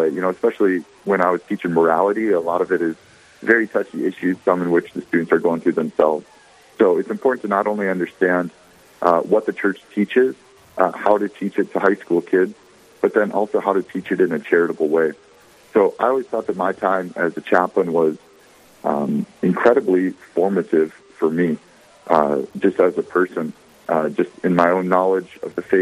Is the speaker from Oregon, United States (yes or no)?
no; Bismarck, North Dakota, United States; also born or lived in St. Paul, Minnesota / Dickinson, North Dakota; I'm from Bismarck, North Dakota, born and raised